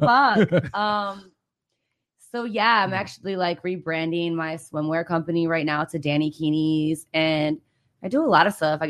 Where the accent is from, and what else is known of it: Michigan, United States